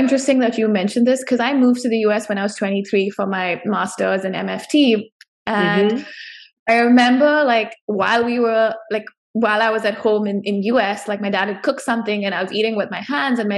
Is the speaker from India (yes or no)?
yes; India; I was born and raised in India